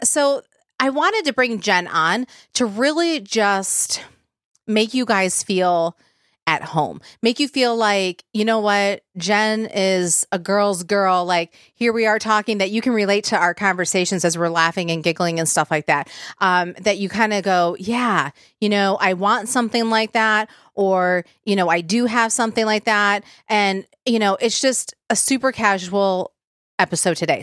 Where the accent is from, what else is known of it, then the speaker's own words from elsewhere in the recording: Michigan, United States; I'm from Michigan